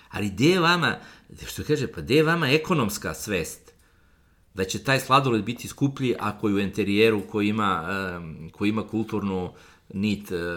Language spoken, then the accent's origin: Croatian; Belgrade, Serbia; Ja sam odrastao na Karavormi, u ulici Patrisa Lumumbe.